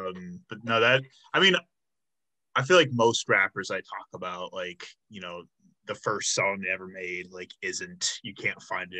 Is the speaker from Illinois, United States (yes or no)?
yes; Chicago, Illinois, United States; now in Milwaukee, United States; I'm originally from the Chicago area.